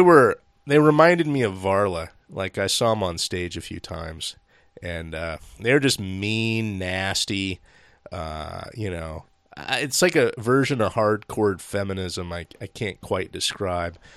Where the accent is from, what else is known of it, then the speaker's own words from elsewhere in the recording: Seattle, Washington, United States; we grew up in Seattle and, or Seattle area